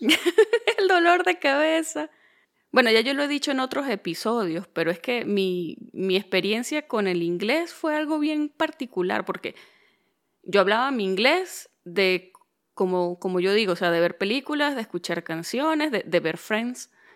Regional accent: Venezuelan Andes, Venezuela; accent: gocho; moved away; soy de Venezuela

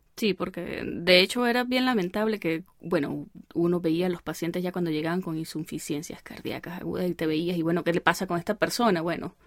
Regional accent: El Vigía, Mérida, Venezuela; moved away as an adult; yo soy del Vigía

